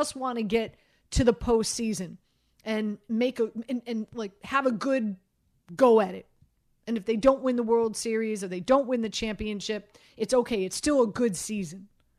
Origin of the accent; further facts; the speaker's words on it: Miami, Florida, United States; I grew up in Miami.